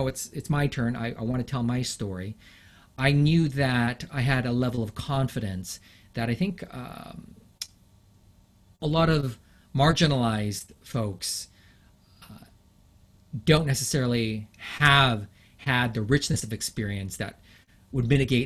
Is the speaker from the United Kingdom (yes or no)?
yes; London, United Kingdom; first language English; also born or lived in Japan; now in Canada; I was born in London, England